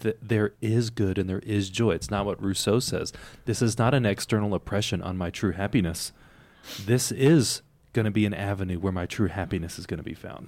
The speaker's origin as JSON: {"language": "English", "country": "United States", "said": "Not that I'm not American"}